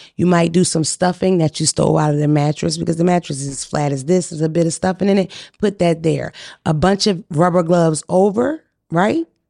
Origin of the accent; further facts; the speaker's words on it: Philadelphia, Pennsylvania, United States; I'm from North Philly